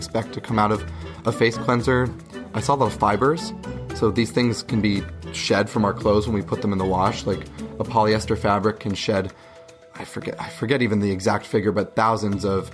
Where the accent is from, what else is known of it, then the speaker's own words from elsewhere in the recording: Berwick, Pennsylvania, United States; I grew up in a small, like, little neighborhood in Berwick